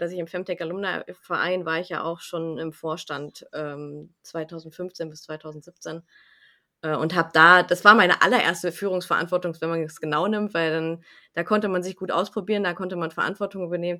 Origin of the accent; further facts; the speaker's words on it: Lingen, Lower Saxony, Germany; also ich komme aus Lingen, wohne in Lingen im Emsland